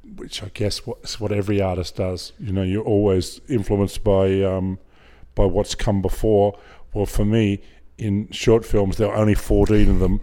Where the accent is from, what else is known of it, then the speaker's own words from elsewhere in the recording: Griffith, New South Wales, Australia; also born or lived in Hornsby, Sydney; I grew up in Griffith, uh, until I was twelve